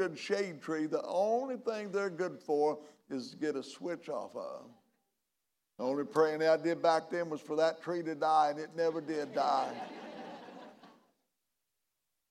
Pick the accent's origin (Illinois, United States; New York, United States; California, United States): Illinois, United States; McLeansboro; my hometown, McLeansboro, Illinois